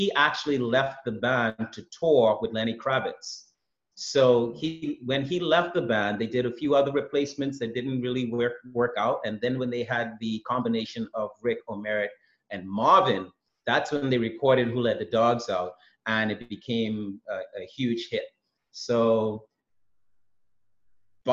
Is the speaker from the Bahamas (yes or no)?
yes; Bahamas; I'm from the Bahamas